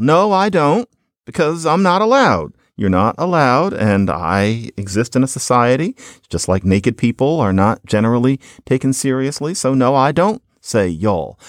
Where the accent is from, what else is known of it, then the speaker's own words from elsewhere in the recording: Philadelphia, Pennsylvania, United States; I'm from Philadelphia